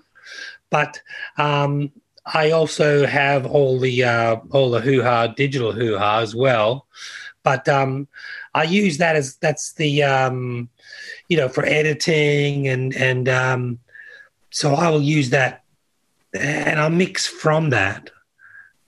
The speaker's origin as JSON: {"language": "English", "town": "Toronto", "region": "Ontario", "country": "Canada", "tie": "born or raised there", "also_born_or_lived": "London", "moved": "yes", "lives_now": "Australia", "said": "I was 10 months when I rolled up in Canada, in Toronto. So I spent my formative years in Toronto"}